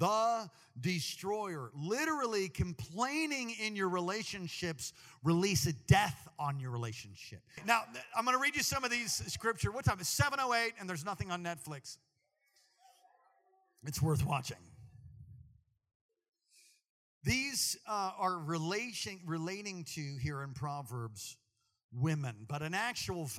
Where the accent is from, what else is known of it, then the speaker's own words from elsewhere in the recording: East Coast, United States; moved away; We're both from the East Coast